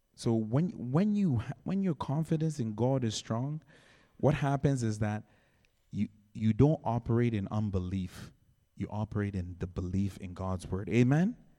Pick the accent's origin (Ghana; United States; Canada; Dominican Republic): Ghana; moved away; I was born in Ghana